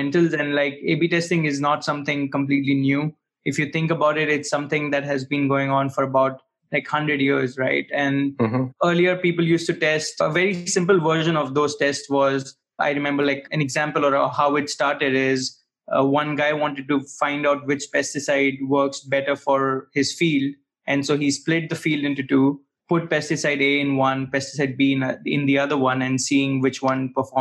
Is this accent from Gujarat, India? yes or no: yes; Bharuch, Gujarat, India; moved away as an adult; now in Berlin, Germany; I'm actually coming from Bharuch, which is a small town in Western India. And I came to Germany for my master's